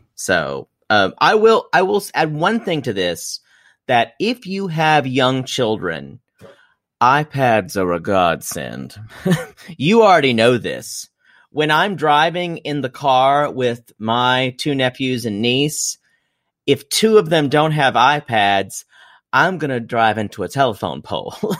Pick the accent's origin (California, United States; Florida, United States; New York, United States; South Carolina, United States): South Carolina, United States; You will not get me to betray my homeland